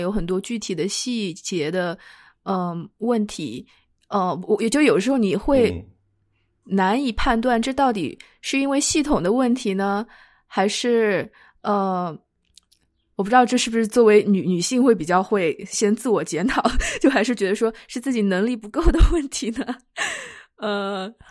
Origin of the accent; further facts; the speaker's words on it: China; now in United States; 从小在嗯。国内长大，我不过是过来几，几年，可能暂时生活在这里